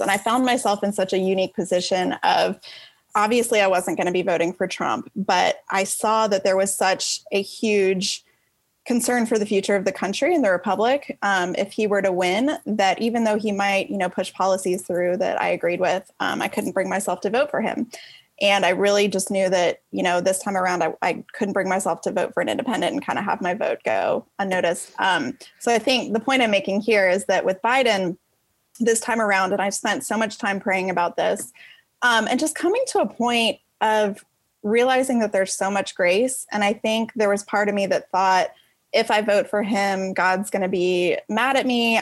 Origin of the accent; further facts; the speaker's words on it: Atlanta, Georgia, United States; also born or lived in Washington, D.C. area; I'm from Atlanta, uh, originally actually from the DC area, but we moved down here when I was a kid. So I definitely consider this home.